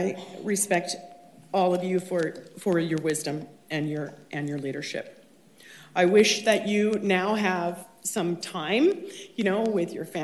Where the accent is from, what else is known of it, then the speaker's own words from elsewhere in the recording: Orange, California, United States; I grew up in Orange